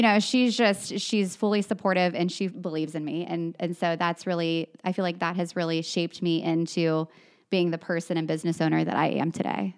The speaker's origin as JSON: {"language": "English", "town": "New Richmond", "region": "Ohio", "country": "United States", "tie": "born or raised there", "said": "I grew up on the East Side. I actually grew up in New Richmond"}